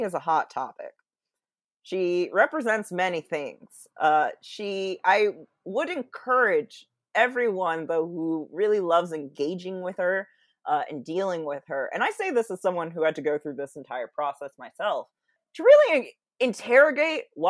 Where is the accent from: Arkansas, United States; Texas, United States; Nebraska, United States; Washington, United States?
Washington, United States; Seattle; where I grew up in Seattle and the peninsula